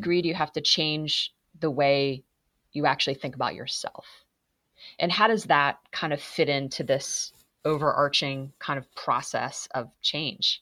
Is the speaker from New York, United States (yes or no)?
no; Massachusetts, United States; I'm from Massachusetts. I grew up in New England